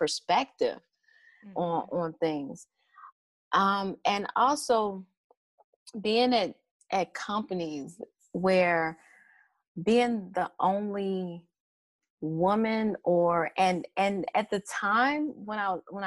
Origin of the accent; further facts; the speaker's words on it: Chicago, Illinois, United States; I'm from Chicago